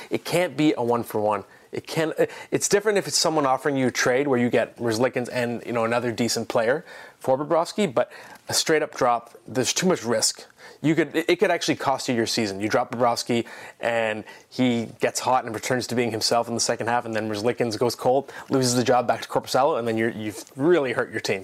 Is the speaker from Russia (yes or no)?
no; Ottawa, Ontario, Canada; now in Toronto, Canada; I am in Ottawa in a hotel room. This is my hometown, by the way, born here.